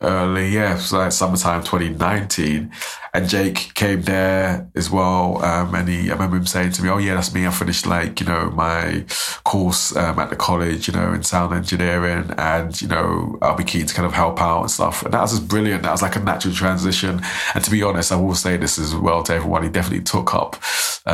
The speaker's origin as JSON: {"language": "English", "region": "London", "country": "United Kingdom", "moved": "yes", "lives_now": "Aberdeen, United Kingdom", "said": "I'm from South London"}